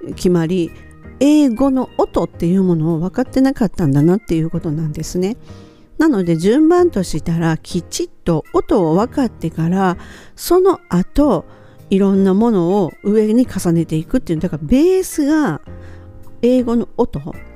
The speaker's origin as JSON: {"language": "Japanese", "country": "Japan", "tie": "born or raised there", "said": "私たちみたいに日本で生まれて日本で育って英語っていうのを第二言語として学校で学び出す"}